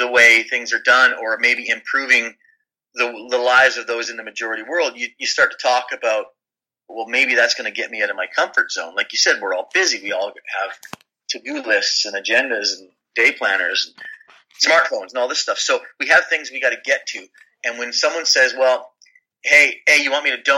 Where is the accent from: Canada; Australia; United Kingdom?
Canada; moved away; I am Canadian